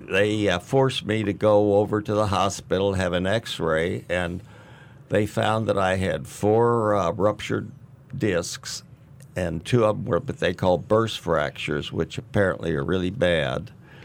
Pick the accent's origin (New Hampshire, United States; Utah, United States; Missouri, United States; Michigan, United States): Missouri, United States; St. Louis; Well, I was born in St. Louis, Missouri, and just raised right there.